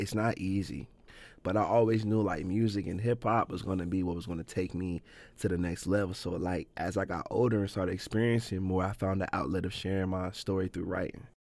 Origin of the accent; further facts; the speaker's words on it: Canton, Ohio, United States; also born or lived in Plain Township, Ohio; growing up in Canton, I grew up on the southeast side, and up until about I was six